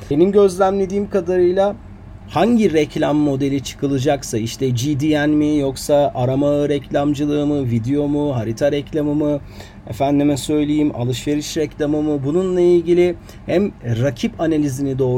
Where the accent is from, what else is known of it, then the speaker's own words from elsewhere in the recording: Karşıyaka, İzmir, Turkey; born there; moved away as an adult; now in Istanbul, Turkey; E, aslen İzmir Karşıyaka doğumluyum. Üniversite yıllarında İstanbul'a yerleştim.